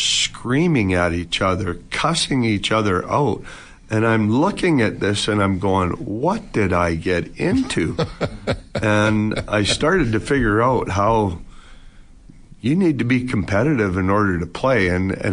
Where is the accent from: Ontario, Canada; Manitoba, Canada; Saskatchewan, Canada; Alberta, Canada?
Alberta, Canada; Edmonton; I came in from McNally High School, and I was a big shot in Edmonton High School basketball